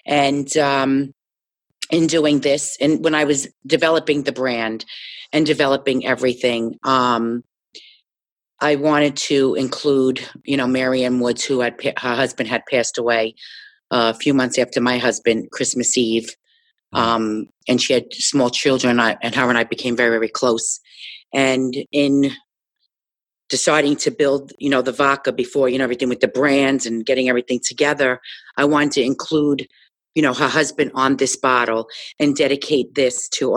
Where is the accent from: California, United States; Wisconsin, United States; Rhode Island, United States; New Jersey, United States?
New Jersey, United States; Jersey City; when I grew up in Jersey City